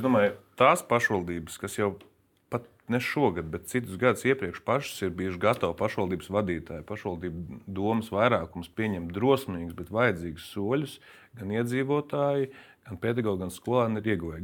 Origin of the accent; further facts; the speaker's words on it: Latvia; manā dzimtajā novadā